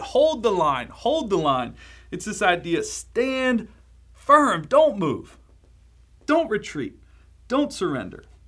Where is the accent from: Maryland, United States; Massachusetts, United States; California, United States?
Maryland, United States; Baltimore; I'm from Baltimore, Maryland